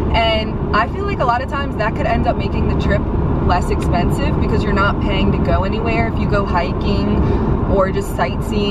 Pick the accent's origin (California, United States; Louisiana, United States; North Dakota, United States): Louisiana, United States; New Orleans; We're from New Orleans, where the food is so good that I'm scared to try food anywhere else